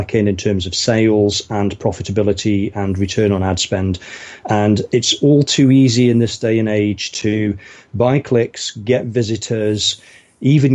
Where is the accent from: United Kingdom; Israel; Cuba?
United Kingdom; now in Windsor, United Kingdom; Originally from sort of the Midlands in England, which is kind of up north from here.